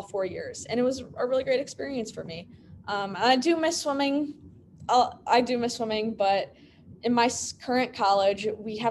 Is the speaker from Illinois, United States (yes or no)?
yes; Illinois, United States; born or raised there